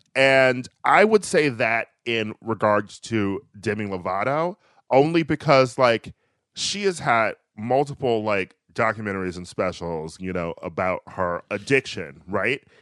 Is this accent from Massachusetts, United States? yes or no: no; Milwaukee, Wisconsin, United States; I'm from Milwaukee, uh, and we had Summer Fest there